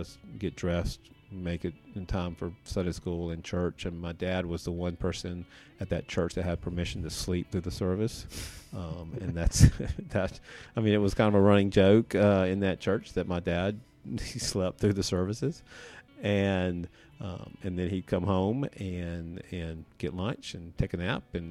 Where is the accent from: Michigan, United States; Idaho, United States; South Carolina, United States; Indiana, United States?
South Carolina, United States; Columbia; also born or lived in York County, South Carolina; I grew up on a dairy farm outside of Columbia, South Carolina, between Columbia and Sumter